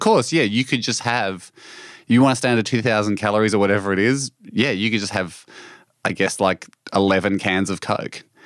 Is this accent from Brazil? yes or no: no; Australia; this is, of course, my home country